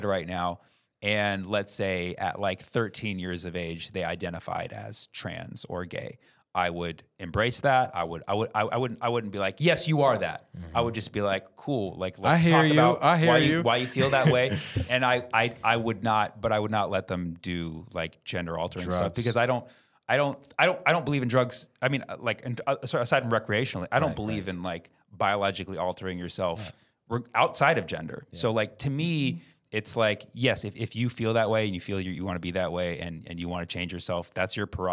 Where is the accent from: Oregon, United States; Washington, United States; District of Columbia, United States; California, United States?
California, United States; Bay Area; growing up in the Bay Area